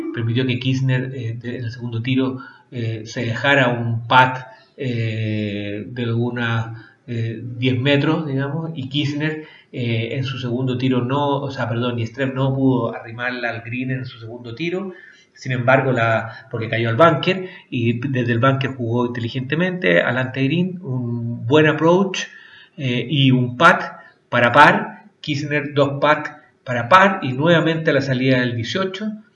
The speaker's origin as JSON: {"language": "Spanish", "country": "Chile", "said": "nosotros como chilenos"}